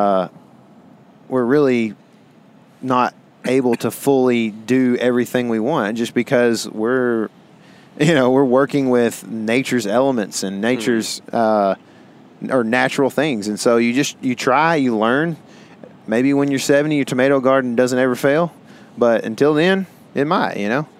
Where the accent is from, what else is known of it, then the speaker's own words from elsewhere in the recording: Texas, United States; we're from Texas